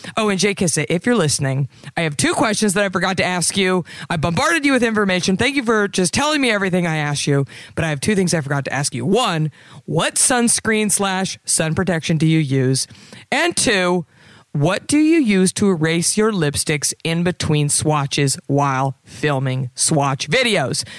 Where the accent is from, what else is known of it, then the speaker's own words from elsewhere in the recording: Dallas, Texas, United States; my hometown of Dallas, Texas